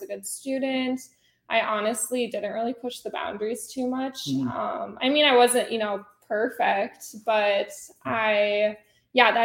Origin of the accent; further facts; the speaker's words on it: Fargo, North Dakota, United States; moved away as an adult; I was raised in Fargo, North Dakota